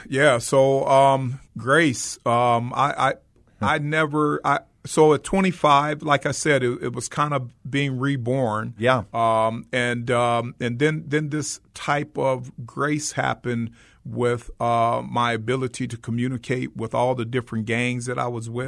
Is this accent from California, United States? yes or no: yes; Los Angeles, California, United States; I grew up in South Central Los Angeles, which was the hotbed